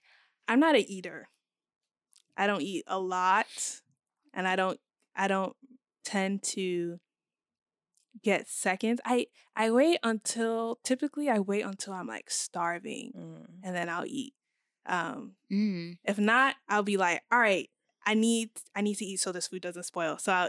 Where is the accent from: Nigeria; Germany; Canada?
Nigeria; in terms of, like, how I view myself as a Nigerian woman, since I don't cook, I don't know much about Nigerian foods.